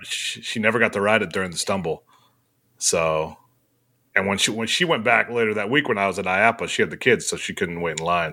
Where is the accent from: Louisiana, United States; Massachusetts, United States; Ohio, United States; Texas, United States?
Ohio, United States; I'm from Ohio